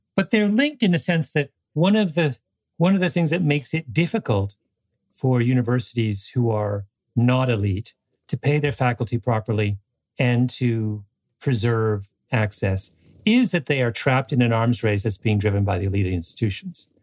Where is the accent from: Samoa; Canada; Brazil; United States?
Canada; my impression as a Canadian